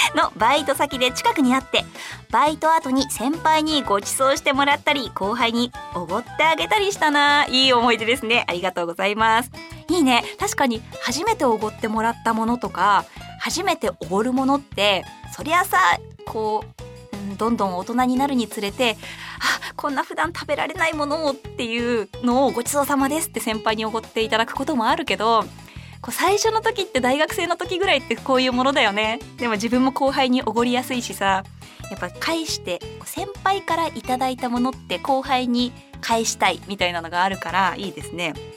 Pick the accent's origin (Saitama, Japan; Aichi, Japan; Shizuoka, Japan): Saitama, Japan; 私の地元の埼玉県では伊賀まんじゅうって言って